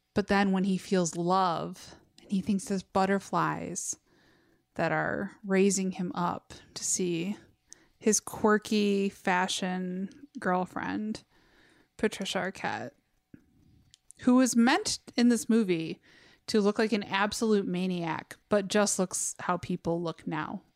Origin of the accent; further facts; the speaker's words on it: Westland, Michigan, United States; I grew up in Westland